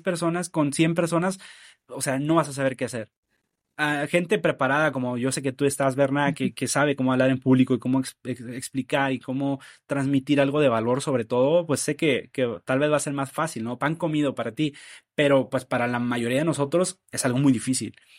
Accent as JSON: {"language": "Spanish", "town": "Nuevo Laredo", "region": "Tamaulipas", "country": "Mexico", "tie": "born or raised there", "said": "de mi ciudad natal, en Nuevo Laredo, soy de allá"}